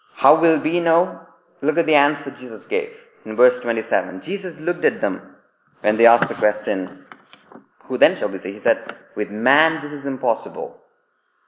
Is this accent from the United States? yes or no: no; India; accent: Indian English; moved away as an adult; now in England; I grew up in India